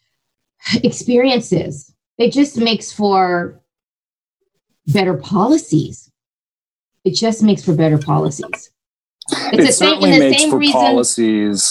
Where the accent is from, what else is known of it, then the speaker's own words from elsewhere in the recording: Santa Ana, California, United States; I was raised in Santa Ana